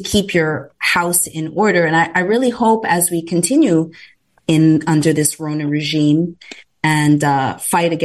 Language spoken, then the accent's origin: English; Canada; moved away; as a Canadian that wasn't raised in a litigious environment